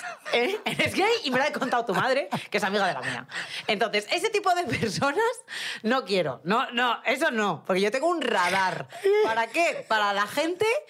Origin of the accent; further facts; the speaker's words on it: Madrid, Community of Madrid, Spain; yo soy de Madrid